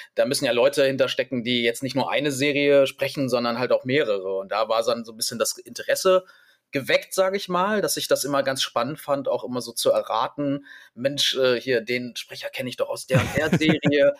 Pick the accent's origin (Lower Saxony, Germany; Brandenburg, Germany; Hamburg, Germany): Lower Saxony, Germany; Hanover; ich bin ja Hannoveraner, deswegen hab ich, hatte ich zumindest nicht mit irgendeinem Dialekt äh, zu kämpfen